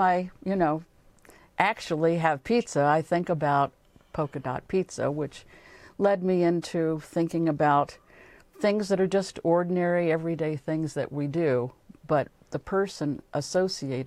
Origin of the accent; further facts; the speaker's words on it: New Jersey, United States; I'm from New Jersey, and every spring we would go down to Georgia